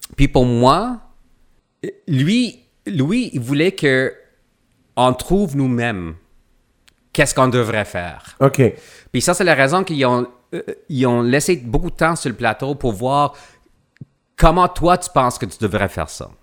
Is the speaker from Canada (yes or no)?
yes; Quebec, Canada; je viens du Québec